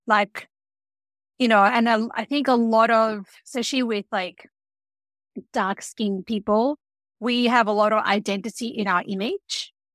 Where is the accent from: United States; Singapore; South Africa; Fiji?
Fiji; I grew up in Fiji.